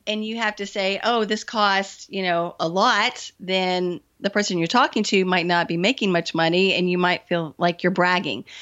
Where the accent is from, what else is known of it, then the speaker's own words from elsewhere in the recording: the South, United States; I am from the South, I still live in the South, and I was raised not to talk about money.